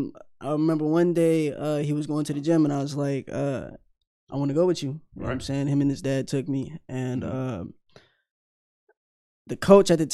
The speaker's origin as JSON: {"language": "English", "town": "Louisville", "region": "Kentucky", "country": "United States", "tie": "born or raised there", "said": "I'm from Louisville. I went to high school at Butler Traditional"}